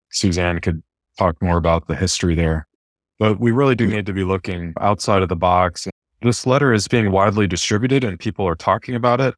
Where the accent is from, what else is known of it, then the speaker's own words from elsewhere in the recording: near the Adirondack Mountains, New York, United States; now in West Coast, United States; I'm originally from the East Coast and grew up near the Adirondack Mountains